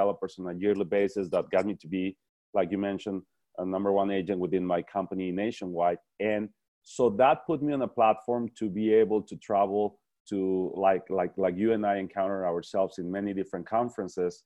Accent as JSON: {"language": "English", "country": "Mexico", "also_born_or_lived": "El Paso, Texas", "moved": "as an adult", "said": "I'm originally from Mexico"}